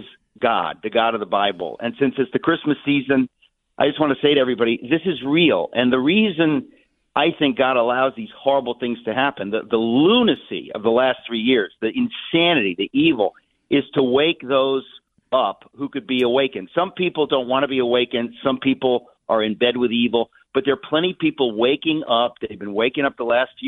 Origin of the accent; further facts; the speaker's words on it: New York City, New York, United States; I grew up in Queens. I'm a working class kid